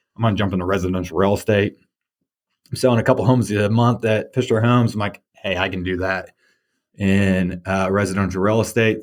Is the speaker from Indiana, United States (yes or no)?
yes; Warsaw, Indiana, United States; I grew up in Warsaw, Indiana.